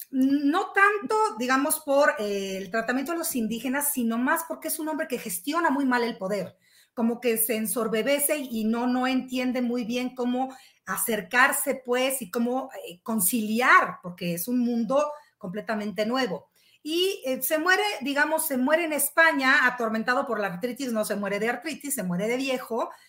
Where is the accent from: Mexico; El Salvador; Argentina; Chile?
Mexico; somos mexicanos